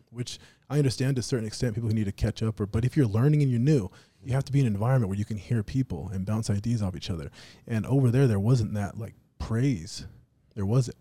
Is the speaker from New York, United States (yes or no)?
no; Las Vegas, Nevada, United States; moved away; we slur our words, like, where I'm from in Vegas, you know, we, we talk that way.